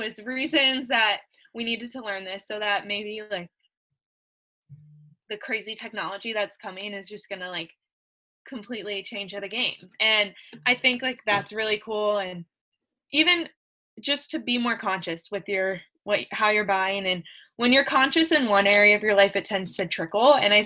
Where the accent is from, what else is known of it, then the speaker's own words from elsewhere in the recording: Columbus, Ohio, United States; moved away; I'm from Columbus, Ohio originally